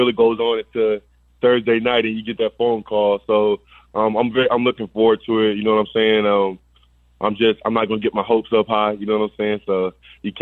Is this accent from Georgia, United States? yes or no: yes; Georgia, United States; I'm from Georgia, so we have this place called like Atlanta